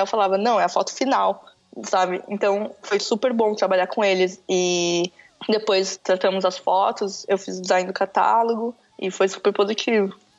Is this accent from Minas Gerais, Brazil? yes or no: no; São Paulo, Brazil; Eu sou de São Paulo